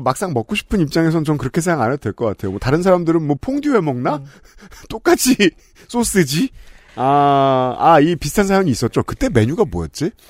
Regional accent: Seoul, South Korea; 저는 네. 전형적인 서울촌놈이라

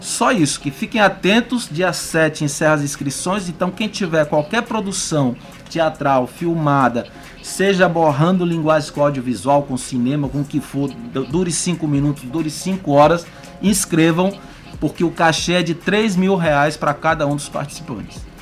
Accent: Balsas, Maranhão, Brazil; eu sou de Balsas

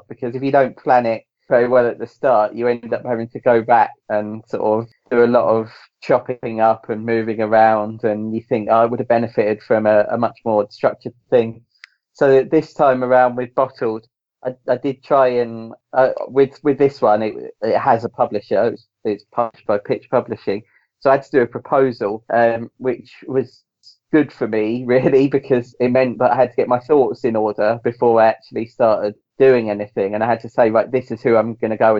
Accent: England, United Kingdom; I'm English, but as much as I'm English, my dad was born in Northern Ireland.

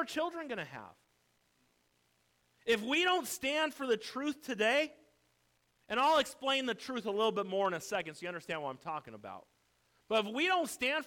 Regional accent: United States; I'm an American through and through.

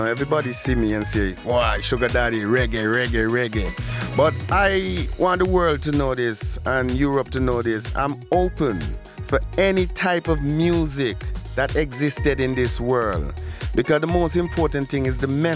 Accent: Antigua & Barbuda; moved away; I'm originally from Antigua and Barbuda

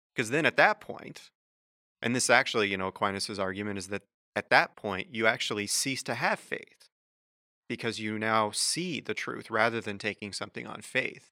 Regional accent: Wichita, Kansas, United States; moved away; I'm originally from Kansas, and uh, in high school at, in, uh, Wichita, where I'm from

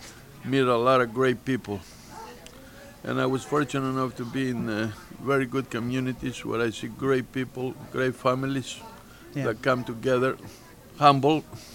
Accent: Chios, North Aegean, Greece; now in United States; Originally, I come from Greece.

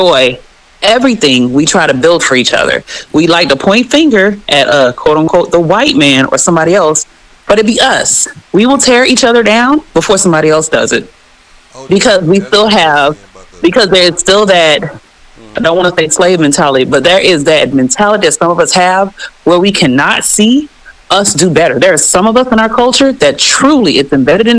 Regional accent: Miami, Florida, United States; moved away as an adult; me growing up in Miami

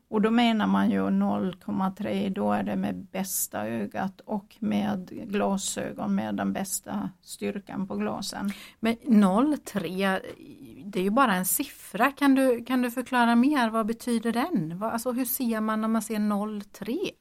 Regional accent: Gotland, Sweden; accent: Gotland dialect; moved away as an adult; now in Jönköping, Sweden; jag kommer från Gotland men det är eh, snart 40 år sedan jag bodde där men det är ju en förklaring till varför jag pratar så konstigt eller har så konstig dialekt

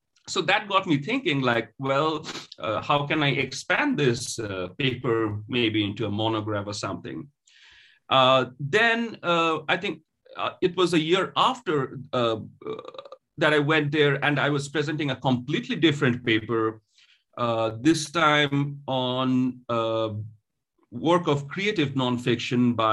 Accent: Kolkata, West Bengal, India; first language Bengali; English is a second language; moved away as an adult; now in United States; So I'm from the eastern part of the country. I was born and raised in Calcutta

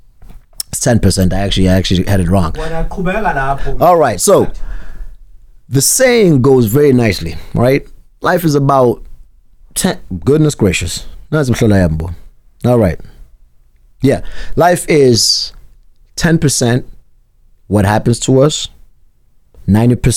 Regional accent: South Africa; now in United States; I grew up in South Africa where if there was cheese, it would have to be split up sometimes

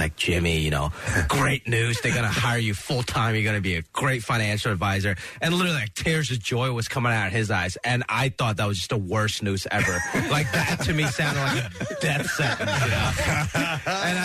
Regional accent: Hong Kong; now in United States; born in Hong Kong

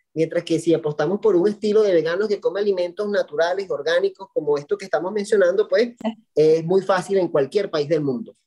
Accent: Valencia, Carabobo, Venezuela; soy de Venezuela, de Valencia, Estado Carabobo, una ciudad industrial

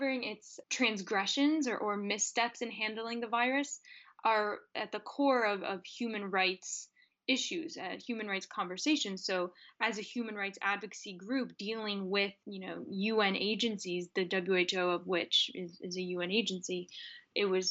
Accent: Milwaukee, Wisconsin, United States; moved away as an adult; also born or lived in Madison, Wisconsin / Geneva, Switzerland; I am originally from Milwaukee, Wisconsin

